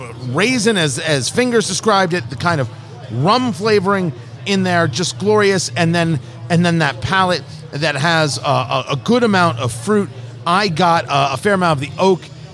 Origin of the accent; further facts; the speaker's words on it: Eatontown, New Jersey, United States; now in Indianapolis, United States; I grew up in New Jersey, Monmouth Mall, Eatontown, New Jersey